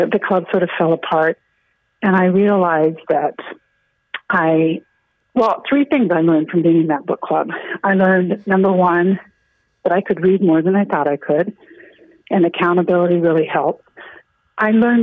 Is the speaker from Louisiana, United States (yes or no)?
no; Nebraska, United States; now in Crosby, United States; I'm from Nebraska